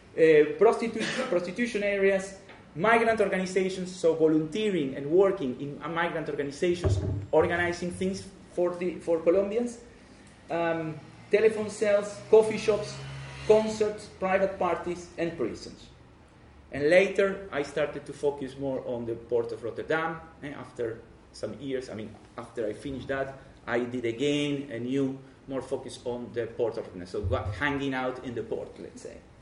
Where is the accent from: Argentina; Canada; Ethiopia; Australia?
Argentina; English is a second language; moved away as an adult; now in Netherlands; I'm Argentinian myself. Uh, I come from Argentina, but I live 25 years in the Netherlands